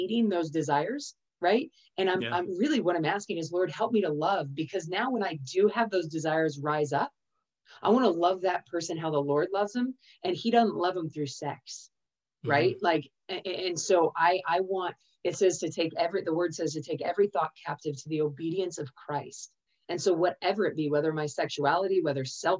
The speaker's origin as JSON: {"language": "English", "region": "California", "country": "United States", "tie": "born or raised there", "said": "I was born in California"}